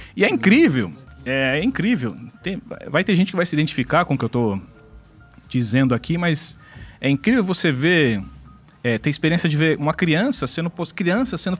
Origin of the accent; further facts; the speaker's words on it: São Paulo, Brazil; Eu sou de São Paulo mesmo, né? Meus pais de São Paulo também. E nasci e vivi sempre naquela região ali da zona sul de São Paulo, né? Aqui na capital